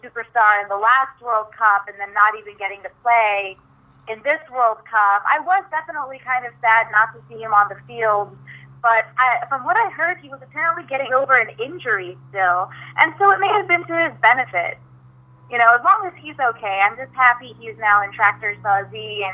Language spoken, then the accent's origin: English; Midwest, United States; growing up in the Midwest